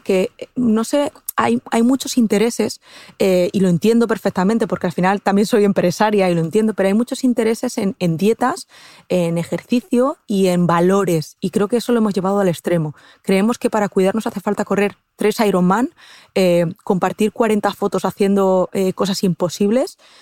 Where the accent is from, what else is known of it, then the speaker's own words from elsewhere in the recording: Castilla-La Mancha, Spain; yo es que soy manchega, soy de Castilla-La Mancha